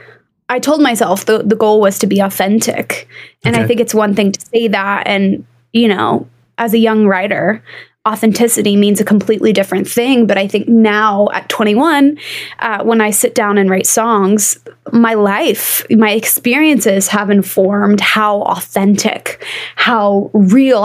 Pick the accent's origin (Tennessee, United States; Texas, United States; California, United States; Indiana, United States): Tennessee, United States; Nashville; I am a born and raised Nashvilleian, a proper rarity, but I've always lived here.